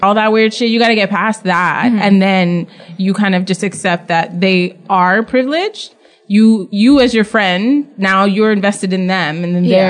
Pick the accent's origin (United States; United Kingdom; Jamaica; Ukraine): Jamaica; now in Canada; I'm Jamaican